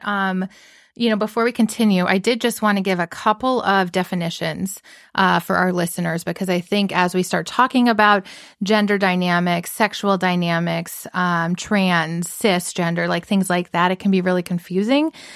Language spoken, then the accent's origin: English; the South, United States; moved away; growing up in the South